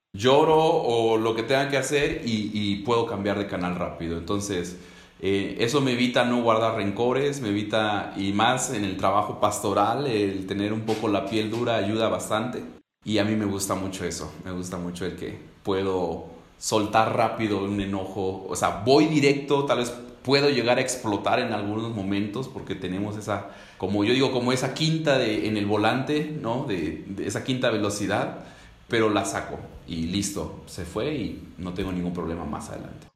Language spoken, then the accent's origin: Spanish; Ecatepec, State of Mexico, Mexico; yo soy de Catepec, México, eh, colindante con la Ciudad de México.